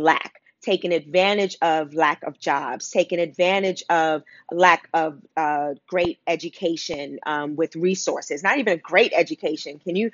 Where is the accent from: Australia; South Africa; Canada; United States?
United States; New York City, New York; I grew up in Wagner Projects in Harlem for the first 30 years of my life